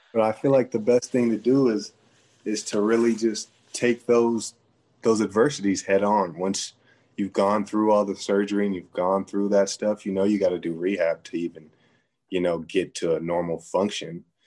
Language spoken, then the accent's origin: English; San Jose, California, United States; moved away as an adult; my hometown, San Jose